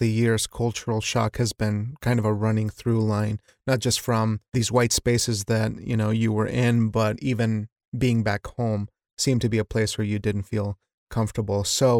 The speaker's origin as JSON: {"language": "English", "region": "Wyoming", "country": "United States", "tie": "born or raised there", "said": "I grew up in Wyoming, a very Mormon community, and being one of very few brown kids there"}